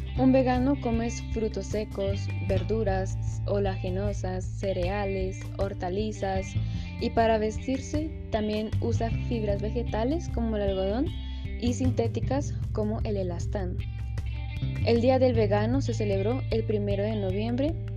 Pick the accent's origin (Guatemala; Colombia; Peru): Colombia; Sogamoso, Boyacá; Como sugamoxista